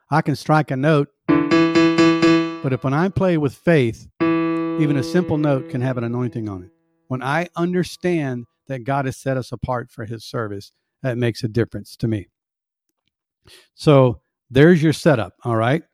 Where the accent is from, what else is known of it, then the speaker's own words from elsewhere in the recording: the South, United States; I was born in the South and raised in the South, and we have sweet tea.